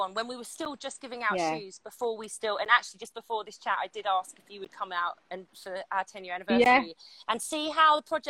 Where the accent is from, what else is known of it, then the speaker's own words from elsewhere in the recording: London, United Kingdom; I'm from London and I used to be a celebrity reporter.